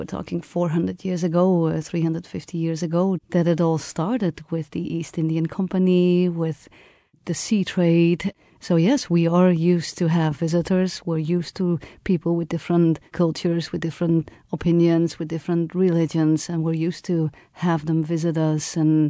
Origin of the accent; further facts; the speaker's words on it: Netherlands; English is a second language; So I grew up in the Netherlands that was part of a European Union.